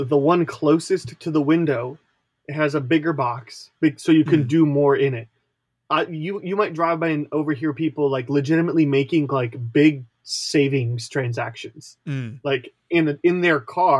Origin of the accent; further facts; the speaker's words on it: United States; as an American